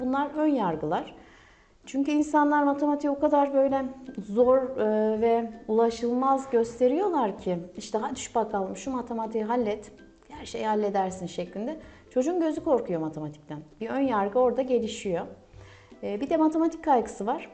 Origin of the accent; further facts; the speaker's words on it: Kahramanmaraş, Turkey; Kahramanmaraş doğumluyum.